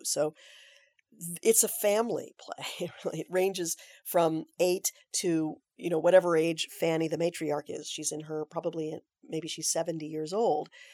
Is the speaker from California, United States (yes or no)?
yes; Aptos, California, United States; I grew up in Aptos, California